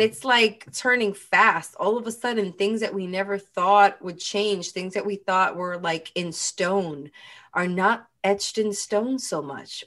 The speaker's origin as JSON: {"language": "English", "region": "New York", "country": "United States", "said": "as a New Yorker"}